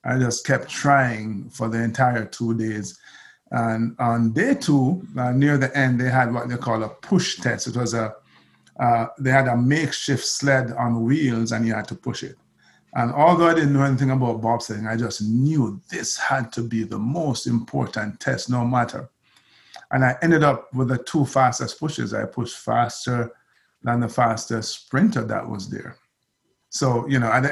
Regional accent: Jamaica; I'm Jamaican

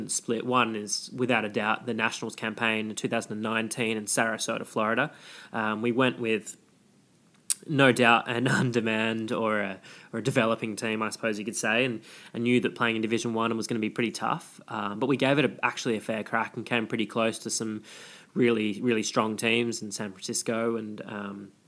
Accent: Australia; moved away as an adult; now in New York, United States; we're Australian

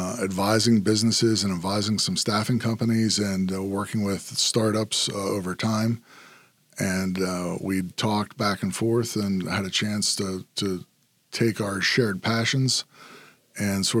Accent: Altoona, Pennsylvania, United States; I'm originally from Altoona, Pennsylvania. I'm actually sixth generation, all in Altoona.

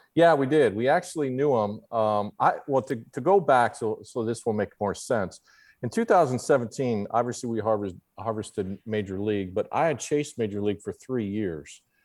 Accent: Papillion, Nebraska, United States; I grew up, uh, just outside of Omaha in a suburb called Papillion, Nebraska

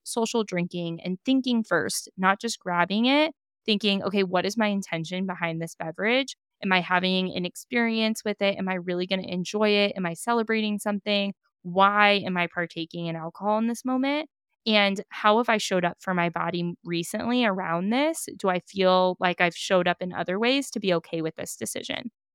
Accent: Napa, California, United States; growing up in Napa, being in Napa

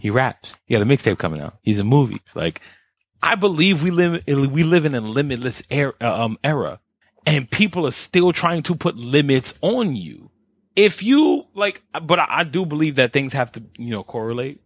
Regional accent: New York, United States; me being the New Yorker I am

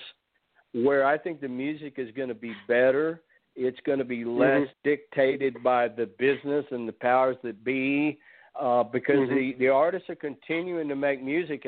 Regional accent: Nashville, Tennessee, United States; my hometown of Nashville

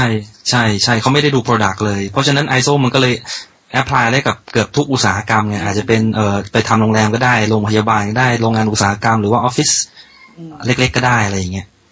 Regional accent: Saraburi, Thailand; moved away as an adult; also born or lived in Bangkok / Nakhon Ratchasima; ผมเป็นคนสระบุรี

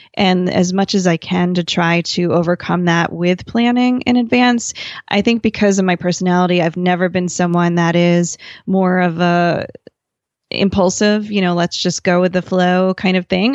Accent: New Jersey, United States; I grew up in New Jersey

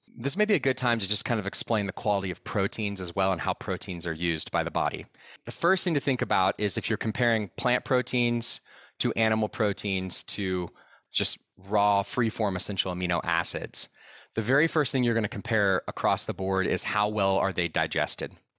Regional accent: Austin, Texas, United States; now in Boulder, United States; I grew up in Austin, Texas.

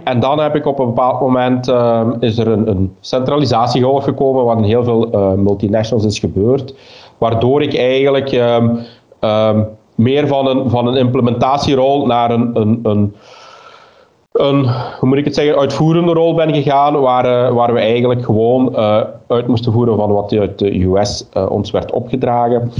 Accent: Limburg, Flanders, Belgium; also born or lived in Lummen; ik ben een Limburger ik eh, eh, woon juist op, eh, op de grens tussen, tussen Vlaams-Brabant en, en Limburg in Lummen.

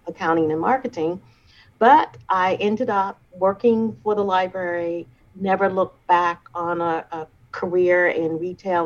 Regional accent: Baltimore, Maryland, United States; moved away as an adult; now in Detroit, United States; I am from Baltimore, Maryland. I grew up in the east side of Baltimore

